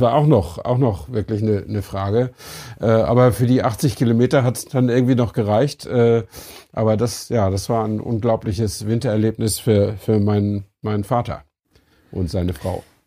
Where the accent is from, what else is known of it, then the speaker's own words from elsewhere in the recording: Flensburg, Schleswig-Holstein, Germany; ich stamme ja aus Flensburg